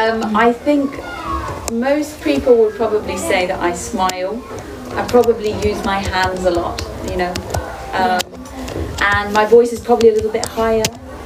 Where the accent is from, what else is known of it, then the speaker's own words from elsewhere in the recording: Uganda; moved away as an adult; now in Switzerland; I grew up in Uganda, in East Africa, and I wanted to try and work somewhere in Europe, and Switzerland was the first job that I got.